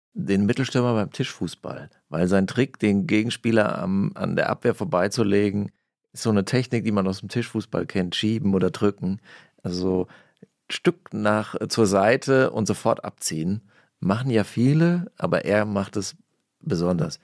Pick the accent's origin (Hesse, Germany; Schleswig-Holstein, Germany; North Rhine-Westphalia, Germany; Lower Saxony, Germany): Hesse, Germany; ich komme aus Hessen